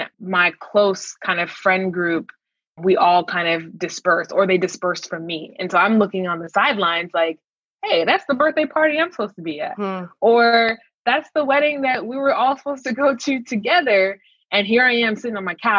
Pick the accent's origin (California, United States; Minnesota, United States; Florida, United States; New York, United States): Minnesota, United States; I grew up in Minnesota